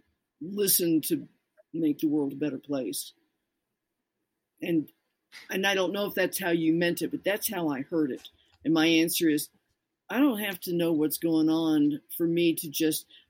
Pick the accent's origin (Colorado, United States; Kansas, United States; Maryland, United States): Colorado, United States; I'm from Colorado